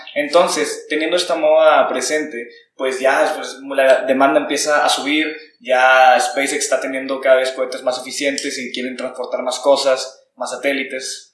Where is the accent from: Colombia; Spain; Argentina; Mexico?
Mexico; nosotros como mexicanos